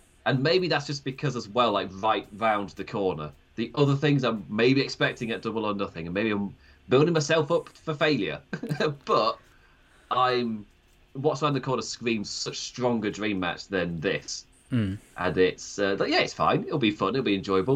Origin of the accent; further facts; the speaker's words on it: Nottinghamshire, East Midlands, United Kingdom; accent: Nottinghamshire; my Nottinghamshire accent